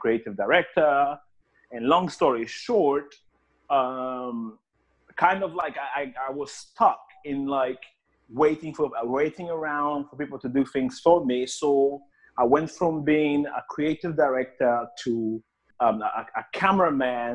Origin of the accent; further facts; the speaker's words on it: Angola; moved away as an adult; now in London, United Kingdom; I was actually born in Angola, that's in Africa, and I left the country when I was 18 years old, and I came here to the UK